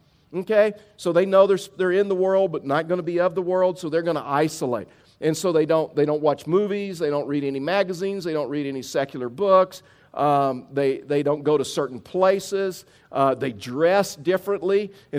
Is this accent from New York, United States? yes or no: no; Texas, United States; also born or lived in Rockport, United States; I was raised in South Texas. I was raised on the coast. My grandmother lived in Rockport, Texas, which is unbelievable saltwater fishing. And so I grew up saltwater fishing.